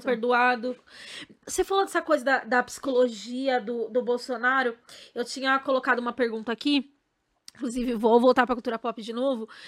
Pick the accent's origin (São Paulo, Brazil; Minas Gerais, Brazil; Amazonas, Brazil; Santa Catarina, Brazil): São Paulo, Brazil; also born or lived in Bahia; Minha mãe, ela veio muito nova para cá, pra São Paulo, comigo e com meu pai, né? Porque eu era bebezinha, eu não sou baiana